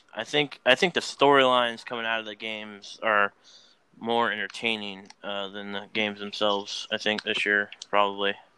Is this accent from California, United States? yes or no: no; Oklahoma City, Oklahoma, United States; I was born in Oklahoma. I was, I was born in Oklahoma City.